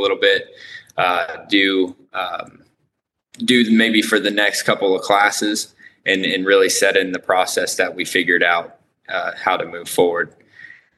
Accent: Lafayette, Indiana, United States; I am from Indiana, Lafayette, Indiana

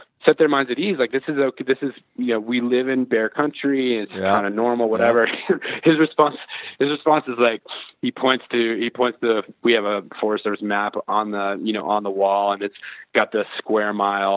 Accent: Colorado Springs, Colorado, United States; I grew up in the Springs

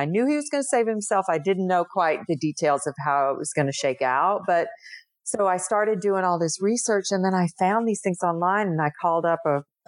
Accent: Tennessee, United States; where I grew up in Tennessee

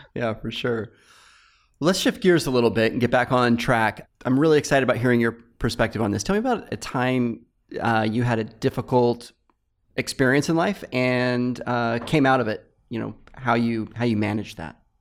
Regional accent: Fresno, California, United States; also born or lived in Palo Alto; I relocated back to my hometown, uh, Fresno

